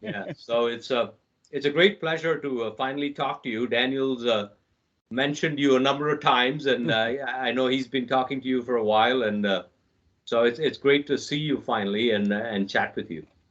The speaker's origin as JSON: {"language": "English", "town": "New Delhi", "region": "Delhi", "country": "India", "tie": "born or raised there", "said": "I was born in New Delhi, India"}